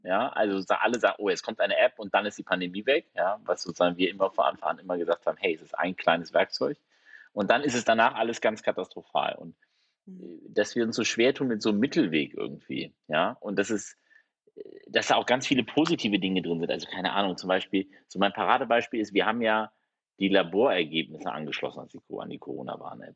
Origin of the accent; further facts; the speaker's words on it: Germany; wir als Deutsche